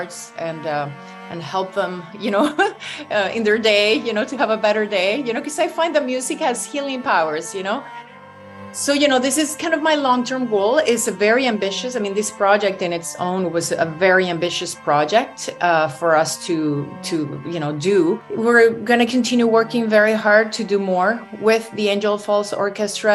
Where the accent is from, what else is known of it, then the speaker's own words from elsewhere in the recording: Venezuela; now in Toronto, Canada; I'm originally from Venezuela, but this is where I live